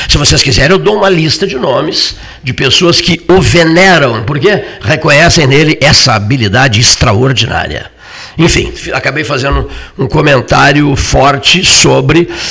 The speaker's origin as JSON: {"language": "Portuguese", "town": "Cerrito", "region": "Rio Grande do Sul", "country": "Brazil", "said": "Eu sou lá do Cerrito"}